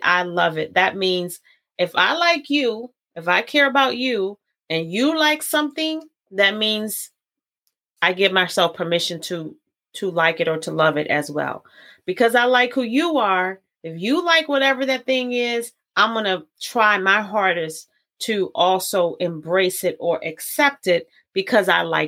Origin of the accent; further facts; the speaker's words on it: Baltimore, Maryland, United States; I'm from Baltimore